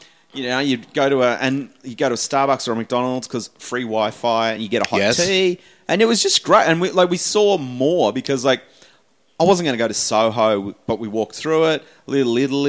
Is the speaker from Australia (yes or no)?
yes; Tasmania, Australia; moved away; I'm from Tasmania